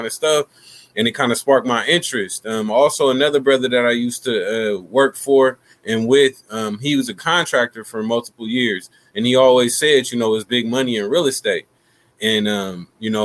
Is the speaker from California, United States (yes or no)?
yes; Sacramento, California, United States; I'm from Sacramento, California. South Sacramento, to be exact